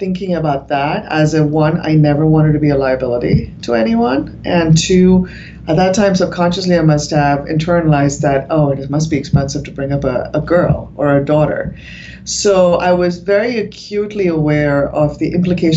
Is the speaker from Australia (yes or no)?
no; India; moved away; I was from India